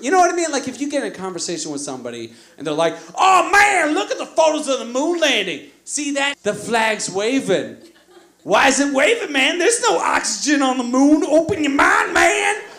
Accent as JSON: {"language": "English", "region": "Virginia", "country": "United States", "said": "I'm from Virginia, the South"}